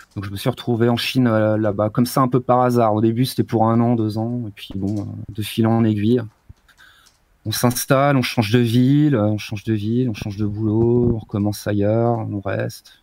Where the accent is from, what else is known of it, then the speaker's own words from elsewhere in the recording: France; moved away as an adult; also born or lived in Grenoble; now in China; j'étais en France, je suis français.